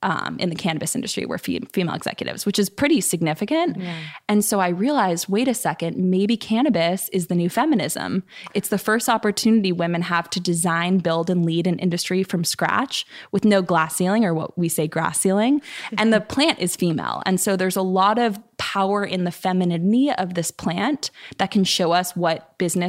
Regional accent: Bay Area, California, United States; I grew up in the Bay Area

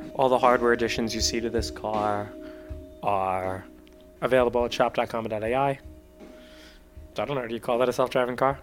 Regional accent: New Jersey, United States; I'm from New Jersey.

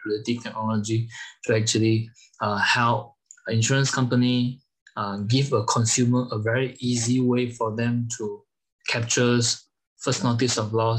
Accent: Malaysia; moved away as an adult; now in Germany; I'm originally from Malaysia, and I've been in Europe for over like 8 years

